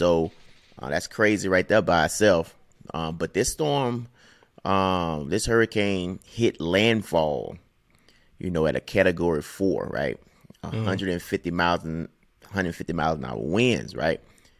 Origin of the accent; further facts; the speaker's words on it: Mississippi, United States; Like, so I grew up in Mississippi, of course, and have a lot of family on the coast of Mississippi in the Gulf Coast.